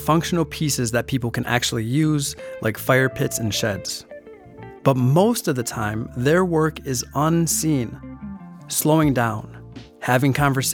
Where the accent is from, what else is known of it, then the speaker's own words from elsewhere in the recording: Milwaukee, Wisconsin, United States; I am from Milwaukee